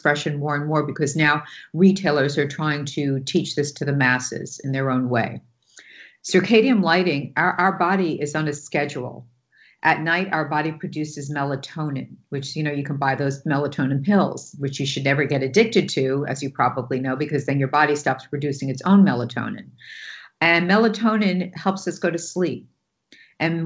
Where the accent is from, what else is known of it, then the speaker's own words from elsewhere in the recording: New York, United States; I'm from New York and I can talk a mile a minute and I interrupt